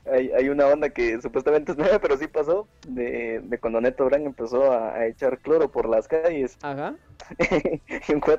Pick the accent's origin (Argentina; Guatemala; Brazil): Guatemala; Guatemala City, Guatemala Department; la capital, eh, de zona 6.